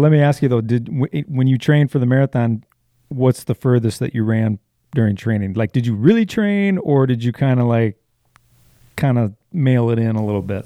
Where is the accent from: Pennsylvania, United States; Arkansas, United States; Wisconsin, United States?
Wisconsin, United States; also born or lived in Illinois; I'm from Wisconsin.